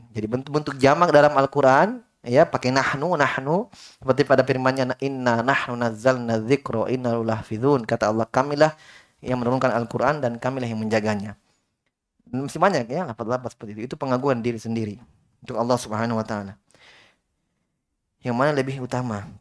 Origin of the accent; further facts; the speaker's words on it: Sulawesi, Indonesia; seperti teman-teman dari Jawa dulu di Yaman kalau dengar kita orang Sulawesi berbicara, mereka pusing.